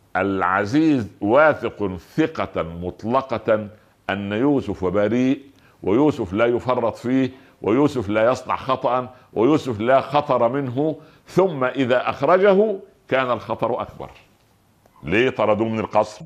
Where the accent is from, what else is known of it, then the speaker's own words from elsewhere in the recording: Egypt; عندنا في مصر